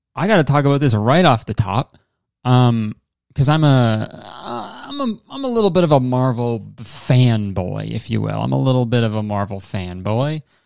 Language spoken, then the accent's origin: English; Canada; I'm a Canadian.